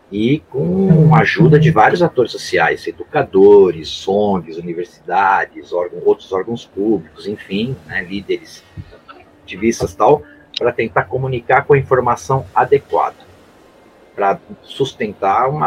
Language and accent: Portuguese; Santos, São Paulo, Brazil; Eu fui criado aqui em Santos desde moleque. Eu saí daqui para morar fora só duas vezes. Estou aqui de novo. Eu era garoto aqui na, na, na Baía de Santos.